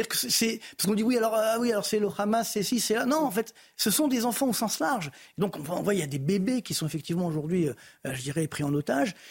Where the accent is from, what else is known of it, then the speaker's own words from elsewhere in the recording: Orly, Île-de-France, France; je viens des cités HM d'Orly